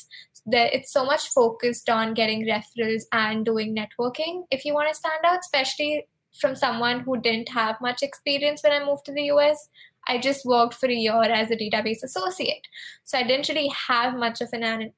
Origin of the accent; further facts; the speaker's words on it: India; moved away as an adult; also born or lived in Arizona, United States; now in San Francisco, United States; I am actually from India, and I moved to the US 2 years ago